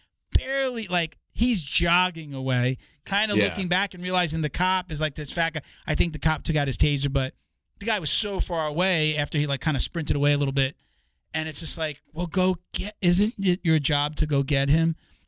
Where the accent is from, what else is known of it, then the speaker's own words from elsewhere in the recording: Long Island, New York, United States; growing up on Long Island, most young like boys like myself, you wanted to be a cop or a fireman